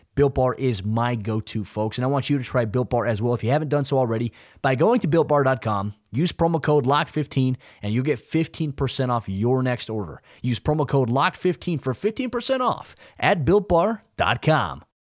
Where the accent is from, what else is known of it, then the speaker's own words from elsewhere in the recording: Oregon, United States; I grew up in Oregon, half my life played football there